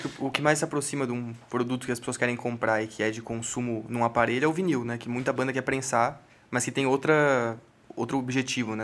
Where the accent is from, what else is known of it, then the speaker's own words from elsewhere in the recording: São Paulo, Brazil; a gente, estando aqui, se, somos de São Paulo